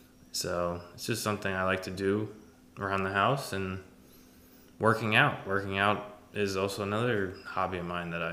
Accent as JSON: {"language": "English", "region": "South Florida", "country": "United States", "tie": "born or raised there", "said": "I'm 31. Born and raised in South Florida. Lived in Central Florida for a few years. Florida's home."}